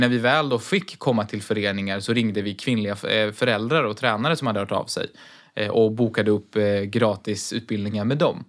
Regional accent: Sweden; vårt land

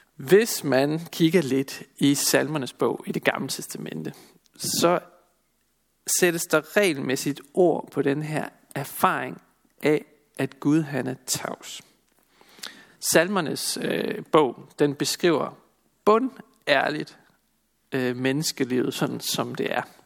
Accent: Denmark; Som danskere

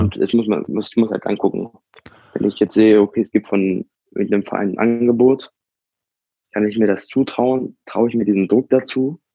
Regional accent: Hanover, Lower Saxony, Germany; ich komme halt aus Hannover

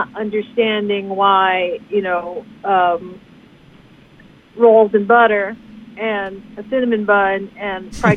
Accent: Detroit, Michigan, United States; I'm from Detroit, and my parents come from a southern background. My dad's from Georgia

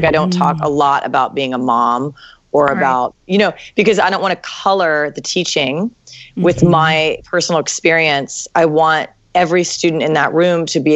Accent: Washington, District of Columbia, United States; now in San Francisco, United States; I grew up in DC.

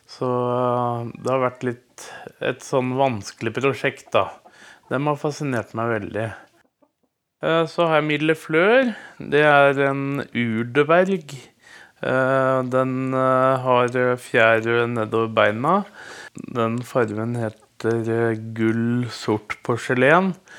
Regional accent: Moss, Østfold, Norway; moved away as an adult; now in Skiptvet, Norway; Jeg er egentlig fra Moss og flytta opp

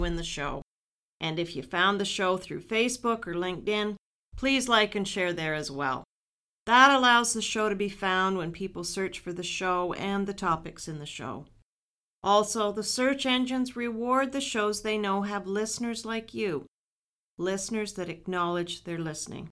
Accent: Ridgetown, Ontario, Canada; I grew up near Ridgetown

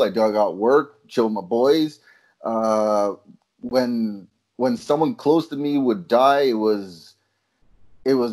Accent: Brampton, Ontario, Canada; I was from Brampton. So I'm like on the out. I'm like the outside of Toronto

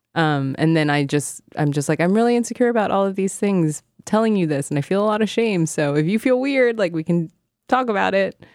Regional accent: Hong Kong; moved away; I grew up in Hong Kong

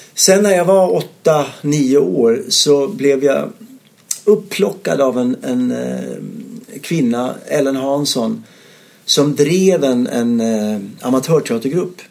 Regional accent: Ystad, Skåne, Sweden; moved away as an adult; also born or lived in Malmö; jag är född ute på Bondvischan där utanför Ystad i Skåne.

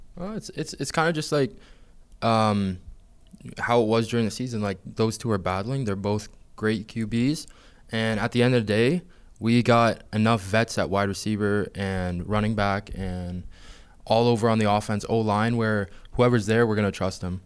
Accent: Hamilton, Ontario, Canada; that I'm from Hamilton

